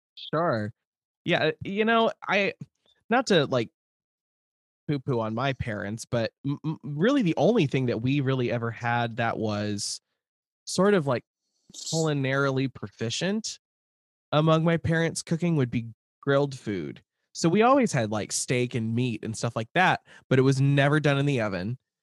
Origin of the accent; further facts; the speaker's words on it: Lincoln, Nebraska, United States; moved away; I grew up in the near South neighborhood, which is, like, twenty-seventh